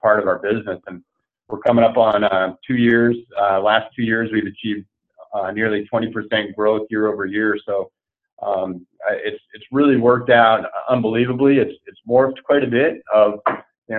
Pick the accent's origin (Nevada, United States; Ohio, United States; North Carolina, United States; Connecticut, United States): Connecticut, United States; Bethel; moved away as an adult; also born or lived in Tucson, Arizona; now in Newport Beach, United States; I grew up in New England, small town, Bethel, Connecticut